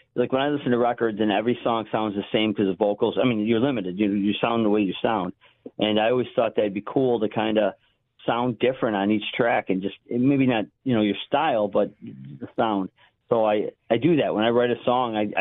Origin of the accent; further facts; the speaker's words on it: Buffalo, New York, United States; my hometown of Buffalo, New York